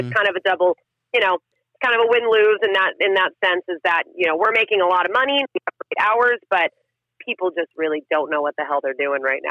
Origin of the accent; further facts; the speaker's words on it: Santee, California, United States; I grew up in East County of San Diego over in Santee